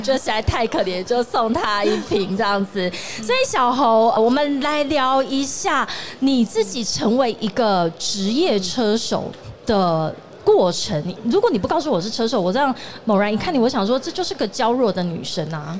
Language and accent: Chinese; Tainan, Taiwan; 我刚好是台南人